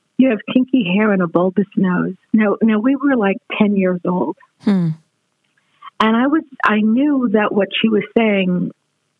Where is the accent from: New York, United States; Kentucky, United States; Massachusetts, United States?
New York, United States; New York City; I was born in Brooklyn, New York, and in a very diverse community